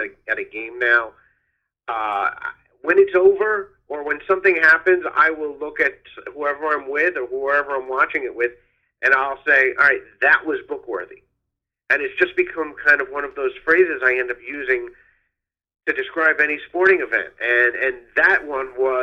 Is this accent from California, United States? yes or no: no; Long Island, New York, United States; I grew up on Long Island.